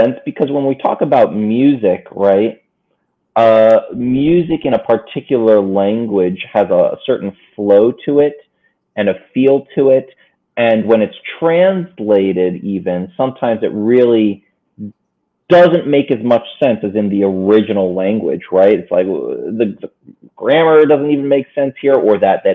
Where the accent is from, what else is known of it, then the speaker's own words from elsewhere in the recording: Maplewood, New Jersey, United States; moved away as an adult; also born or lived in Madison, New Jersey / New York / Los Angeles, California; now in Queens, New York, United States; I'm from North Jersey, from a town called Maplewood, South Orange.